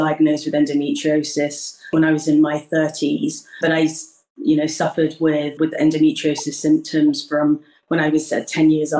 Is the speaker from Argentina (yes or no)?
no; United Kingdom; I was born in the UK and I'm Ghanaian, so I'm British Ghanaian